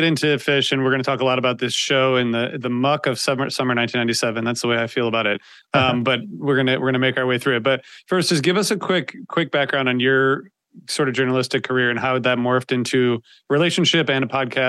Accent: Ohio, United States; I grew up in the Midwest too, but I was in Ohio

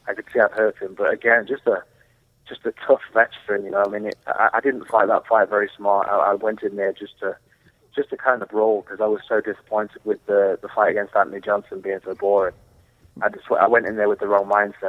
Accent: England, United Kingdom; also born or lived in Los Angeles, California; now in Las Vegas, United States; I'm from England, you see. We like the cold and the grey

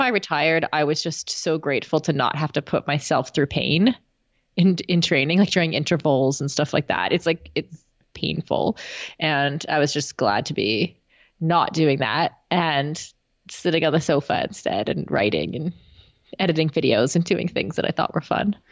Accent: Canada; as a Canadian

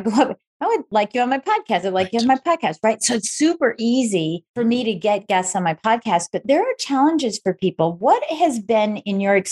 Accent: Michigan, United States; we're both from Michigan

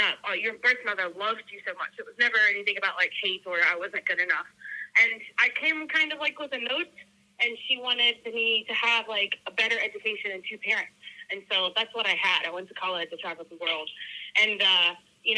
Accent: United States; moved away as an adult; also born or lived in Sydney, Australia / South Korea / Hong Kong; now in China; I'm from America

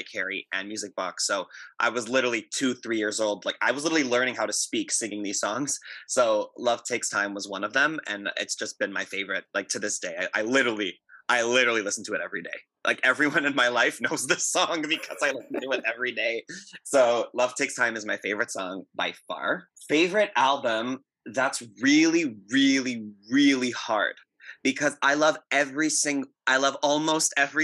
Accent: Montreal, Quebec, Canada; now in Toronto, Canada; I'm born and raised in Montreal, and I currently live in Toronto

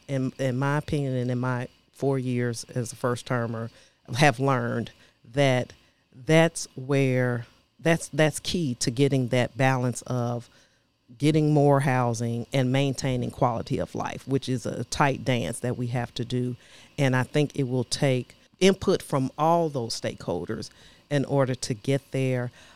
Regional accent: Chicago, Illinois, United States; now in Nashville, United States; I'm originally from Chicago, Illinois.

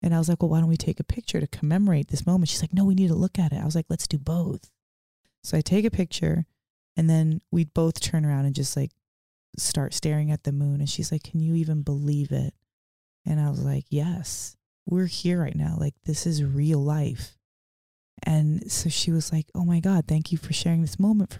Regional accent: Portland, Oregon, United States; I'm from Portland.

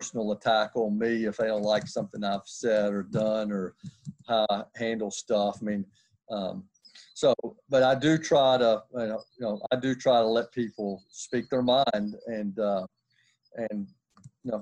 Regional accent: Nashville, Tennessee, United States; I grew up in Nashville, Tennessee.

